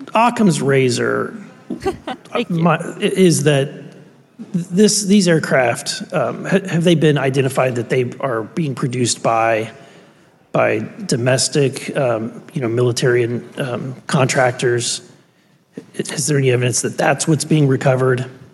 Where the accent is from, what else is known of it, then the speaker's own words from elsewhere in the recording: Missouri, United States; I'm from Missouri